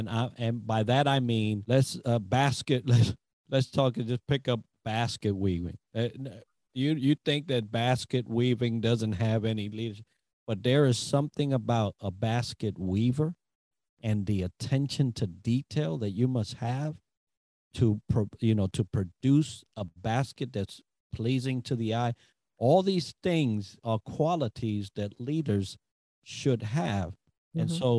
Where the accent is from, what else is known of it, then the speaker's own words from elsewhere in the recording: Hawaii, United States; That's just me being chill and going back to a place that I love, that I grew up as a young adult. I grew up on Oahu.